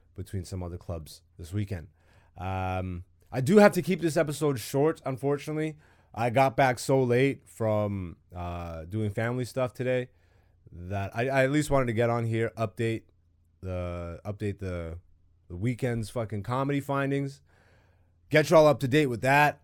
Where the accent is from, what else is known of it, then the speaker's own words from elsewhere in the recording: Canada; I'm super Canadian